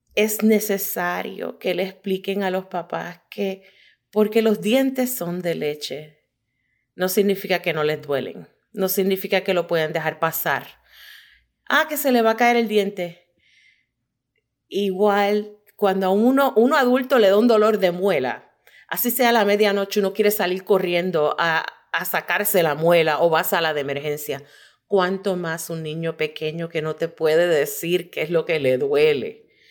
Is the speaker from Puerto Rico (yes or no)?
yes; Puerto Rico; moved away as an adult; now in Michigan, United States; nacida y criada en Puerto Rico